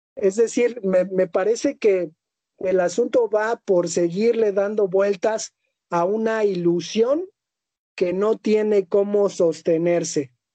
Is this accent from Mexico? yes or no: yes; Mexico; Nosotros como hombres mexicanos